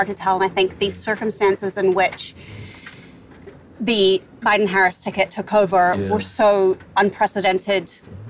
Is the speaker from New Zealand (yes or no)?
yes; Wellington, New Zealand; also born or lived in New York, United States; now in Los Angeles, United States; Wellington. I grew up in Wellington.